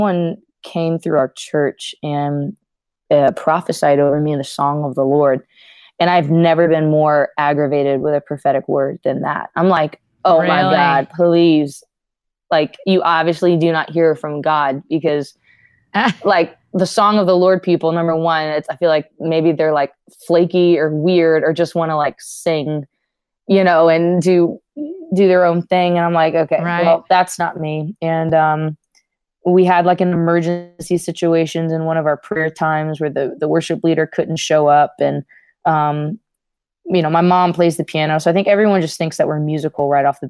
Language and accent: English; Louisiana, United States; I saw what was modeled in our church in Louisiana. I was born in Louisiana